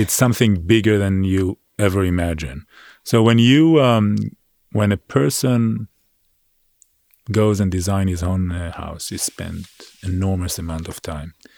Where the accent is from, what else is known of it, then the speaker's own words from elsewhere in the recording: Israel; now in New York City, United States; I grew up on a farm in Israel.